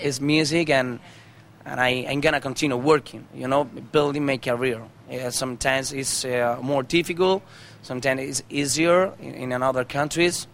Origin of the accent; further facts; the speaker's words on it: Almería, Andalusia, Spain; English is a second language; I was born in Andalusia, you know, in Almeria